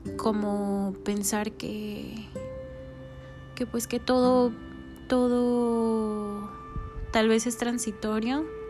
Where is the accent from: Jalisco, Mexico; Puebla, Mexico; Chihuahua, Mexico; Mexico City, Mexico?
Puebla, Mexico; moved away as an adult; now in Mérida, Mexico; yo soy de Puebla